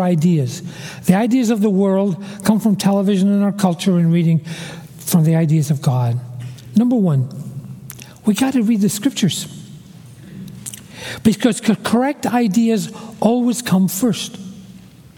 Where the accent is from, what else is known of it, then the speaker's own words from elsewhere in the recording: Glasgow, Scotland, United Kingdom; I was born in Glasgow, a big, gray, dirty tenement building. I'm a city boy